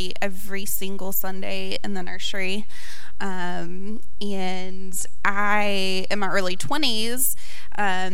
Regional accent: North Carolina, United States; I was born and raised in North Carolina, which is why I say words funny

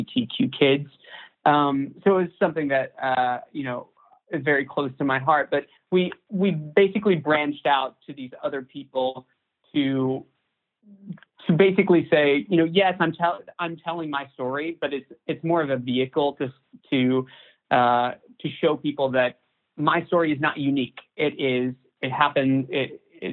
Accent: Chattanooga, Tennessee, United States; moved away; also born or lived in Nashville, Tennessee; my hometown in Chattanooga, Tennessee

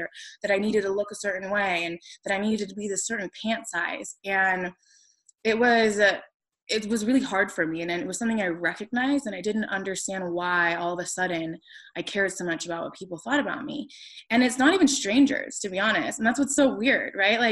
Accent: Las Vegas, Nevada, United States; I grew up in Las Vegas, Nevada, and it's just a totally different beast there

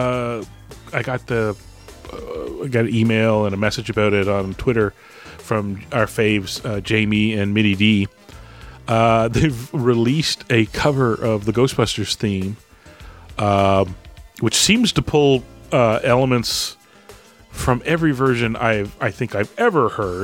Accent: Canada; as a Canadian

